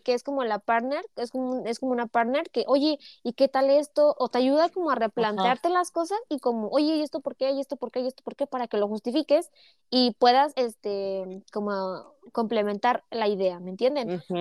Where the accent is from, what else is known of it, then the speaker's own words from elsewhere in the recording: Mexico; para mí como mexicana